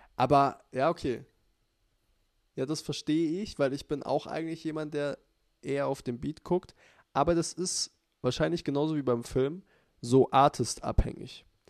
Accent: Kaufbeuren or Füssen, Bavaria, Germany; wo wir herkommen, also Kaufbeuren und Füssen.

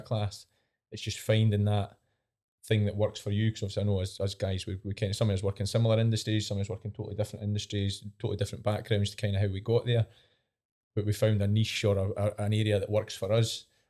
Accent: East Coast, Scotland, United Kingdom; I'm from the East Coast

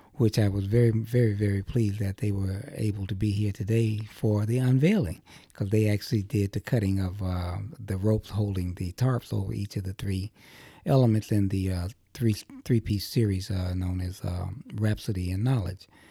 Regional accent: Chicago, Illinois, United States; growing up in Chicago

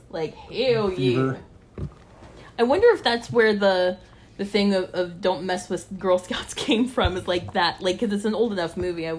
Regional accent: Midwest, United States; I'm from the Midwest, and I am basically as pale as mayonnaise.

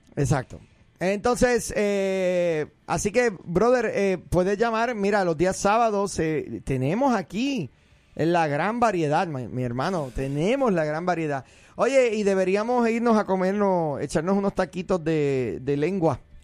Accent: Puerto Rico; moved away; soy un puertorriqueño

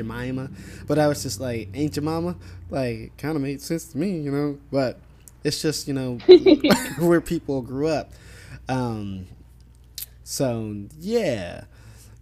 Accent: Midwest, United States; I'm from the Midwest

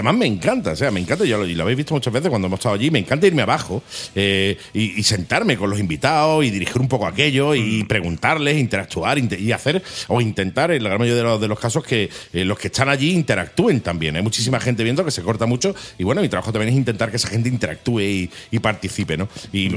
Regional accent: Torremolinos, Andalusia, Spain; Soy de Torremolinos

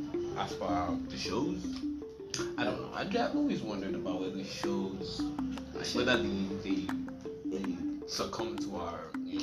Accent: Sudan; I'm from Sudan.

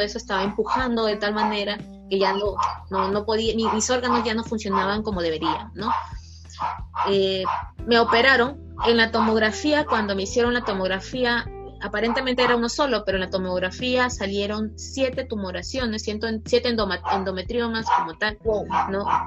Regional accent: Lambayeque, Peru; me transfirieron nuevamente a mi ciudad de origen, que es Lambayeque

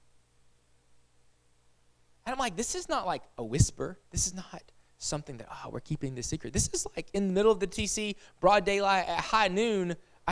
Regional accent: United States; I'm American

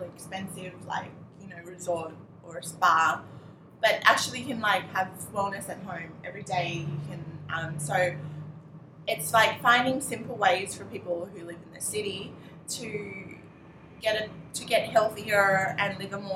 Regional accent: Australia; moved away as an adult; now in Thailand; I was actually born in Thailand, but when I was four, my mom had imported me into Australia. So I grew up in Australia and I studied there.

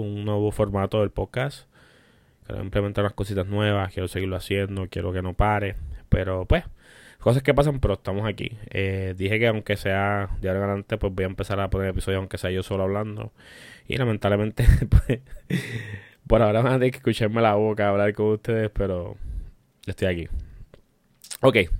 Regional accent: Puerto Rico; Somos puertorriqueños y tenemos un humor negro

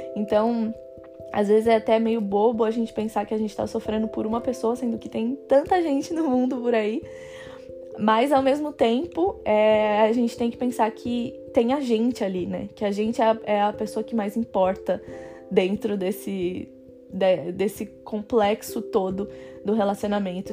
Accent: Brazil; moved away as an adult; now in France; eu posso voltar para o Brasil

